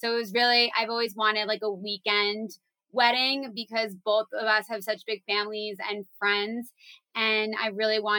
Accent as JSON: {"language": "English", "region": "New Jersey", "country": "United States", "also_born_or_lived": "Maryland", "said": "I'm from New Jersey"}